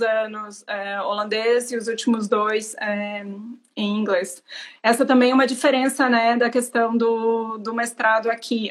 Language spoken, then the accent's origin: Portuguese; Santa Catarina, Brazil; moved away; eu sou de Santa Catarina.